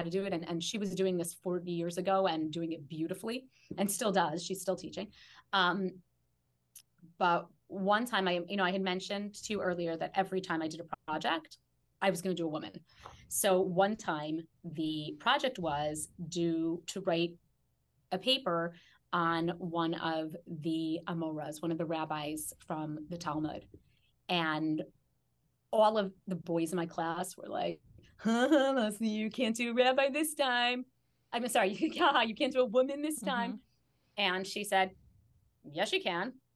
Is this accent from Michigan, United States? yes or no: no; Chicago, Illinois, United States; I grew up in Chicago